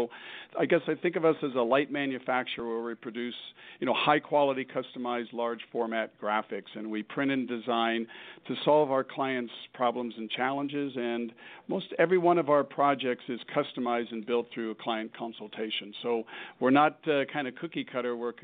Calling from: Centennial, Colorado, United States; I'm calling from my office in our home office in the suburb of Centennial, which is a suburb of Denver, Colorado.

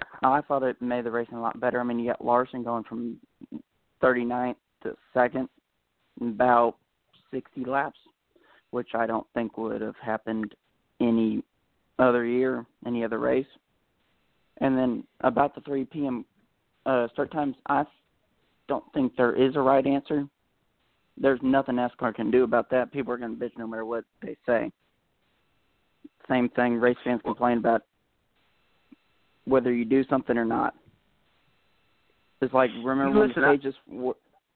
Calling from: Texas, United States; … from Texas.

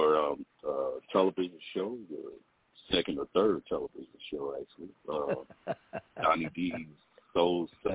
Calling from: Pasadena, California, United States; I'm from Pasadena.

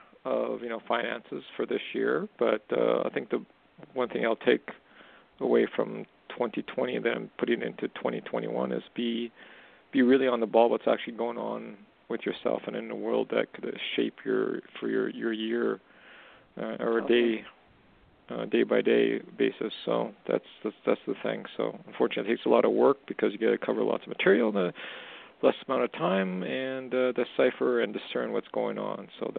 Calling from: Canada; calling from Canada.

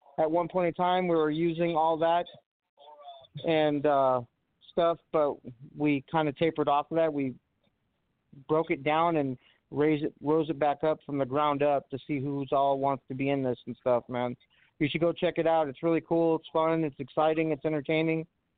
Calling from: Watertown, New York, United States; I'm from Watertown, New York. What's going on, guys?

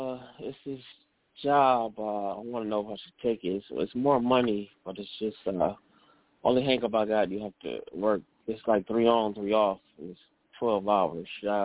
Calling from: Cleveland, Ohio, United States; calling from Cleveland, Ohio.

